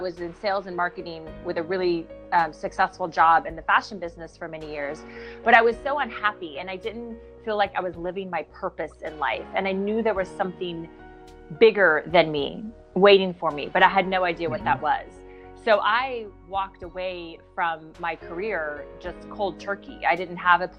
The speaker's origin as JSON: {"language": "English", "region": "the Midwest in Kansas and Oklahoma", "country": "United States", "tie": "born or raised there", "moved": "yes", "lives_now": "Santa Monica, United States", "said": "I grew up in the Midwest in Kansas and Oklahoma."}